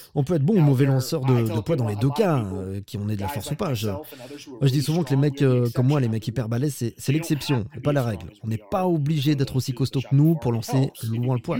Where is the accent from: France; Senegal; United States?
United States; moved away; je viens des États-Unis